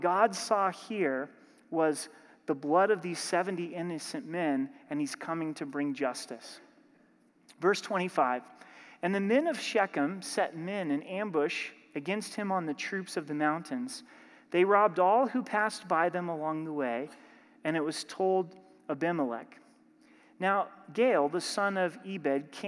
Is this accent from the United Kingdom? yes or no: no; Oregon, United States; I'm from Oregon